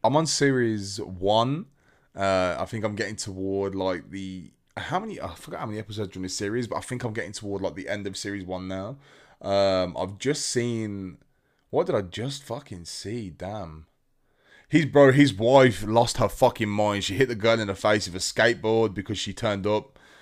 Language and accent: English; United Kingdom